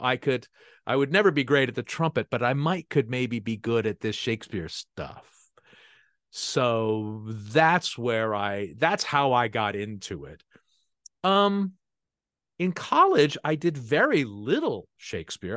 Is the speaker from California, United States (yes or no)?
yes; San Francisco Bay Area, California, United States; I grew up in the San Francisco Bay Area